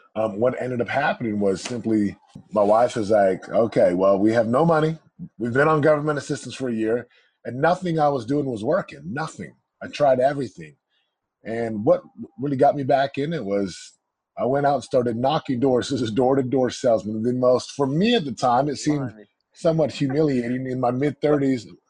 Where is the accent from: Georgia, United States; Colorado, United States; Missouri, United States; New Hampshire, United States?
Missouri, United States; Missouri. My folks are from the islands of Samoa